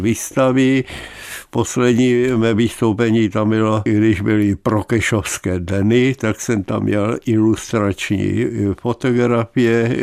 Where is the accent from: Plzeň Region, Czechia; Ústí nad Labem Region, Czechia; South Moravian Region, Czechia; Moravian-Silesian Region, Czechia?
Moravian-Silesian Region, Czechia; Ostrava; ve Svínově jsem bydlel od svého narození. Narodil jsem se ve Bítkovicích, ale po týdnu jsem byl svínovák a v té Ostravě žiju celý život.